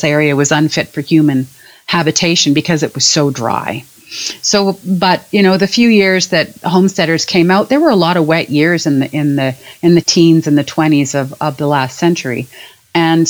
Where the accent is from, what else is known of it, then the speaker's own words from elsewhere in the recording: Edmonton, Alberta, Canada; also born or lived in Sherwood Park, Alberta; I grew up in Edmonton